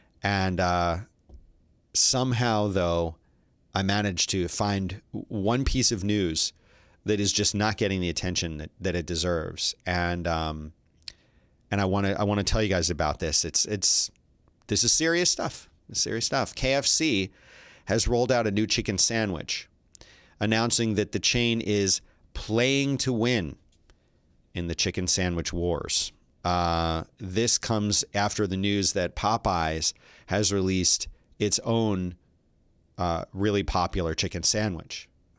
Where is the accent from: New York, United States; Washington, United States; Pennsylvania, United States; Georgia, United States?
Pennsylvania, United States; Philadelphia; and I'm from Philly, of course